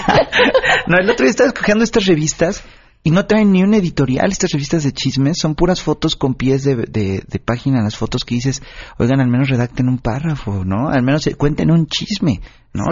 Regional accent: Oaxaca, Mexico; moved away; yo soy de Oaxaca y mis papás de repente vienen

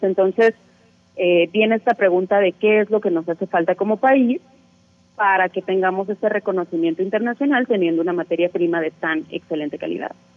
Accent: Mexico; como mexicanos tenemos esta disociación con el cacao

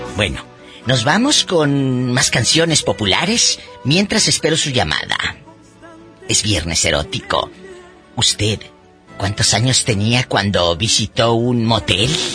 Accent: Matamoros, Tamaulipas, Mexico; Así le decíamos en Matamoros, en mi tierra

